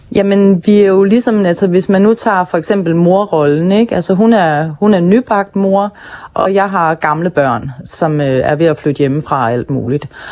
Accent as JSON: {"language": "Danish", "town": "Hirtshals", "region": "North Denmark Region", "country": "Denmark", "tie": "born or raised there", "said": "min opvækst i Hirtshals og den tid, jeg voksede op i Hirtshals"}